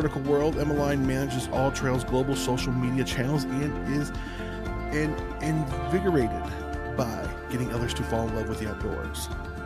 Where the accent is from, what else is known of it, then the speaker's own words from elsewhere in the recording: Ventura County, California, United States; now in Ashland, United States; I grew up in Ventura County